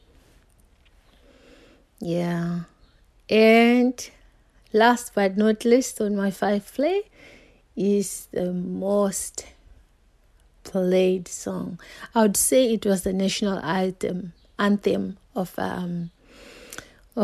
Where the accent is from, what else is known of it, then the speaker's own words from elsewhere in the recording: Zimbabwe; I'm from Zimbabwe